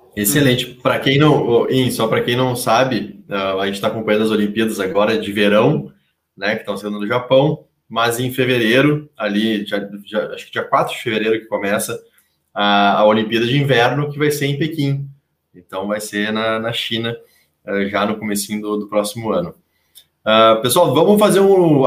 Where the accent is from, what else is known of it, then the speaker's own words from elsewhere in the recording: Rio Grande do Sul, Brazil; now in São Paulo, Brazil; eu que sou gaúcho e os meus conterrâneos gaúchos aqui